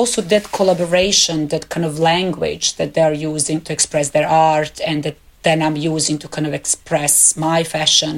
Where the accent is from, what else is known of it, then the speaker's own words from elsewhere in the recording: Belgrade, Serbia; moved away as an adult; my hometown Belgrade